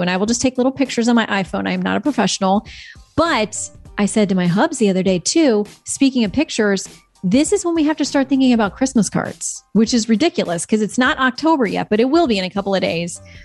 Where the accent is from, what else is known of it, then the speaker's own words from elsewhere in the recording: Florida, United States; I'm from Florida